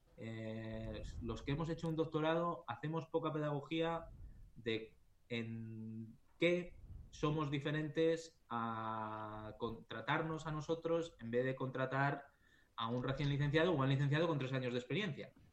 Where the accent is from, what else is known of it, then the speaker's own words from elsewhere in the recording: Valladolid, Castile and León, Spain; moved away as an adult; also born or lived in Japan; now in Sweden; soy de Valladolid